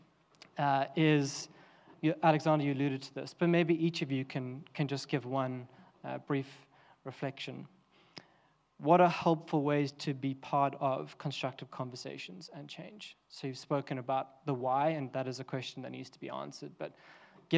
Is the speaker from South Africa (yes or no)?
yes; South Africa; now in United Kingdom; I'm South African